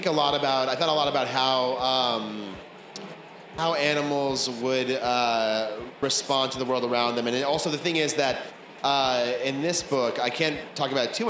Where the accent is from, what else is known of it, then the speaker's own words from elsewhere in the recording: Bay Area, California, United States; We're both from the Bay Area.